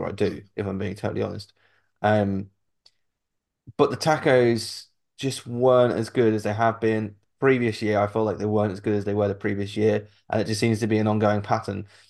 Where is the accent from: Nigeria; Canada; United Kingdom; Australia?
United Kingdom; we're British